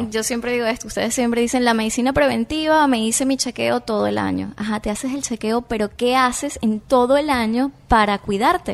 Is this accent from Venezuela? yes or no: yes; Venezuela; now in Miami, United States